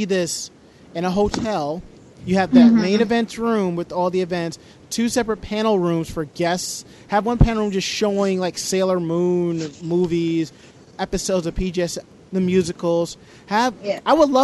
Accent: Westchester, New York, United States; I'm from Westchester. I'm like, I grew up there

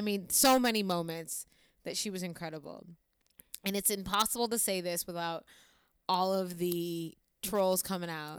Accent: Olean, New York, United States; moved away; saying I'm from the suburbs is, like, a massive stretch, if anybody knows where Olean, New York is

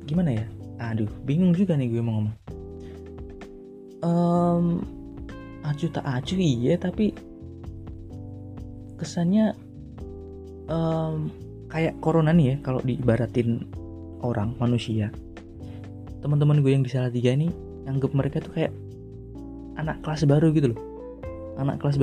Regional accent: Salatiga, Central Java, Indonesia; di mana mana pokoknya yang merantau lah di luar daerah gue hometown gue di Salatiga gitu

